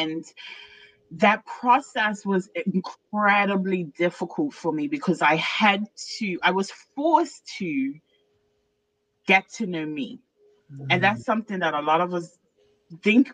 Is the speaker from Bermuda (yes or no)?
yes; Bermuda; moved away; I'm originally from Bermuda